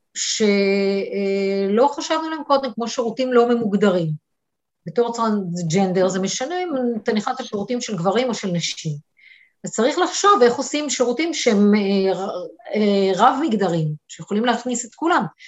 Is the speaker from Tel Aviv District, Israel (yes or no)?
no; Eilat, Southern District, Israel; moved away as an adult; גדלתי באילת, אוקיי, באתי מפריפריה